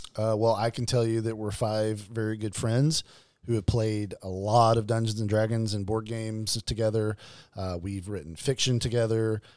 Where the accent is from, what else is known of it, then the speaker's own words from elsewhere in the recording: Arkansas, United States; born and raised in Arkansas.